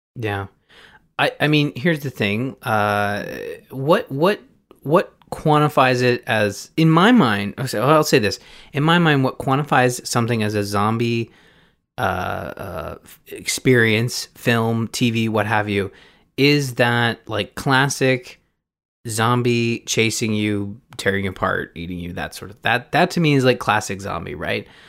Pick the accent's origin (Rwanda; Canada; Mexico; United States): Canada; I'm Canadian